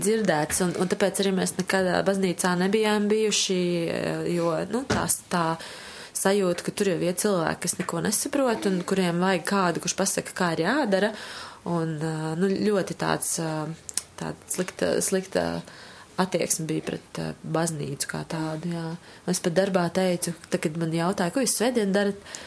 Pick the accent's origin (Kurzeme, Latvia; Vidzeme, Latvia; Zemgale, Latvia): Kurzeme, Latvia; now in Riga, Latvia; Es esmu no Kurzemes, no aizpats, no tādas mazas pilsētas.